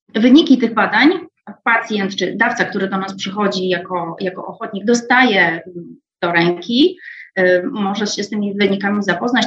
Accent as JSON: {"language": "Polish", "town": "Wrocław", "region": "Lower Silesian Voivodeship", "country": "Poland", "said": "a jestem sama wrocławianką."}